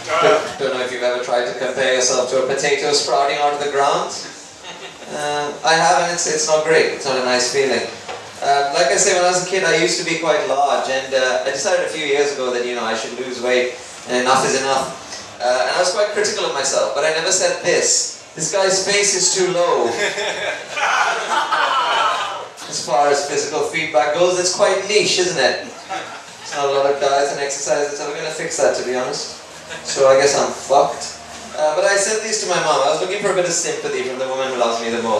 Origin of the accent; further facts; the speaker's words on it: Sri Lanka; moved away as an adult; now in United Kingdom; I come from a third world country. I come from Sri Lanka.